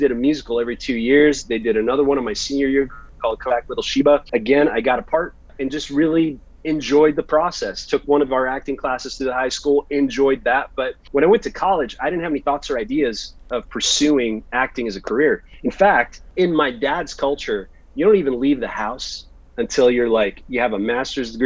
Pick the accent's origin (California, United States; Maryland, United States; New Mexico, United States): California, United States; Turlock; also born or lived in Chicago, Illinois; when I was 10 years old, I moved from Chicago to a place called Turlock, California